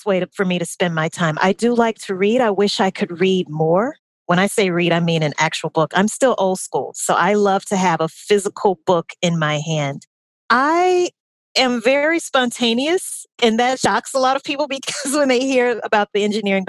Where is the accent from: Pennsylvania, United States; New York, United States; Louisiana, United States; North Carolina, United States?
Louisiana, United States; Baton Rouge; moved away as an adult; also born or lived in New Orleans, Louisiana; now in Atlanta, United States; I am originally from Baton Rouge, Louisiana, lived in New Orleans for about 8 years